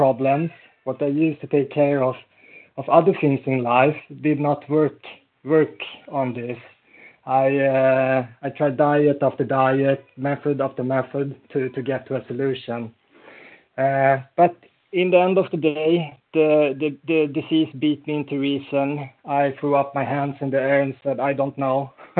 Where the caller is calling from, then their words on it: Falun, Dalarna County, Sweden; I'm like …, and I'm calling in from Falun in Sweden.